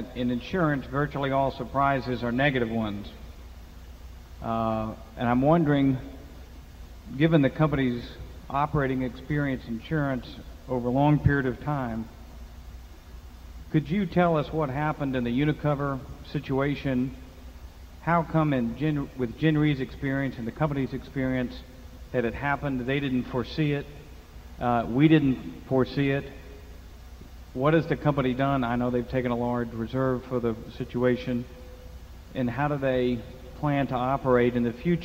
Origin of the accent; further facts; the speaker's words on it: Atlanta, Georgia, United States; I'm a shareholder from Atlanta